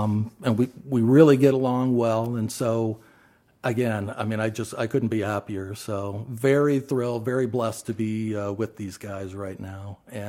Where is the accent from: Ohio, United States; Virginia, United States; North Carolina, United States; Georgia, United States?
Ohio, United States; Athens; No, I grew up in Athens, Ohio, where Ohio University is, and that's where I was